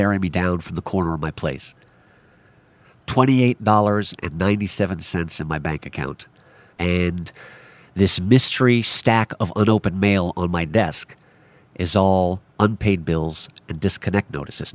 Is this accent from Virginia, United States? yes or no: no; New York City, New York, United States; I am a self-taught filmmaker born and raised in New York City